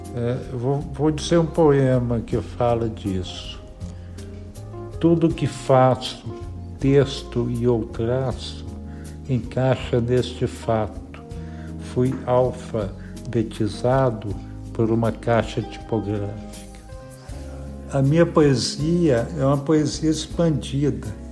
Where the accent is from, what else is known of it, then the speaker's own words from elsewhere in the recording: Ouro Preto, Minas Gerais, Brazil; eu nasci em Ouro Preto e vivo aqui até hoje